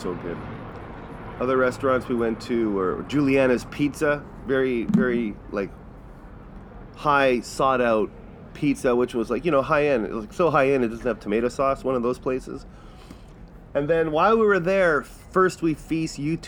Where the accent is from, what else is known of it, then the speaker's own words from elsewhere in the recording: Manitoba, Canada; we're from Manitoba.